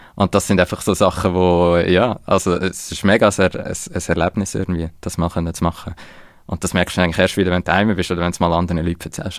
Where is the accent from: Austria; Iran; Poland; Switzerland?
Switzerland; wir haben als Schweizer